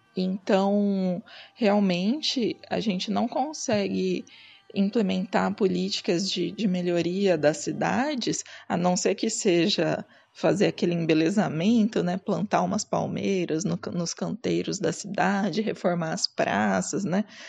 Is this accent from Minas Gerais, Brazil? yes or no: no; Cuiabá, Mato Grosso, Brazil; como eu sou de Cuiabá